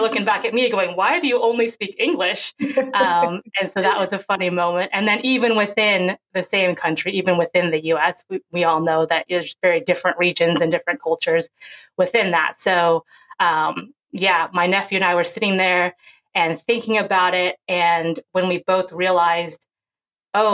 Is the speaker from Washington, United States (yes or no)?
yes; Seattle, Washington, United States; also born or lived in Seoul, South Korea; I was born in Seoul, South Korea. And then at 5.5 months old, as a little baby, I was brought over to America. And I grew up in Seattle, Washington.